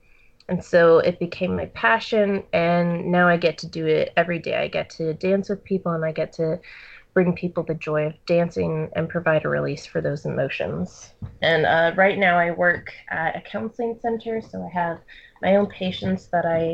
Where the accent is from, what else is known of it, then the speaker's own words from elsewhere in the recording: Charlottesville, Virginia, United States; now in Boston, United States; I'm from Charlottesville, Virginia, but I currently live in Boston, Massachusetts right now.